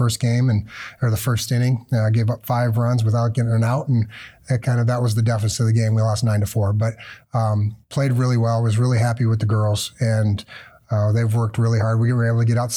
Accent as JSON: {"language": "English", "region": "Minnesota", "country": "United States", "tie": "born or raised there", "moved": "yes", "lives_now": "Big Rapids, United States", "said": "I grew up in Minnesota"}